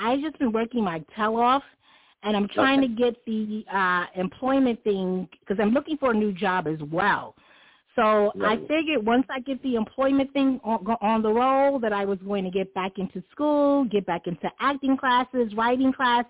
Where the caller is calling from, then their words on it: New York City, New York, United States; Yes, I am. And in the U.S., I'm in New York City.